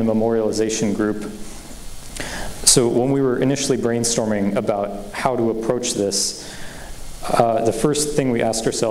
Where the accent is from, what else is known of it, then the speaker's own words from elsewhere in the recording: Boulder, Colorado, United States; I was born in 2001. I grew up in Boulder, Colorado.